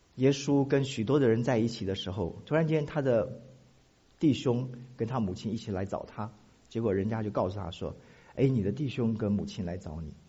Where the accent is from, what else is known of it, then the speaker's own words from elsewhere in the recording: Taiwan; moved away; 我从台湾来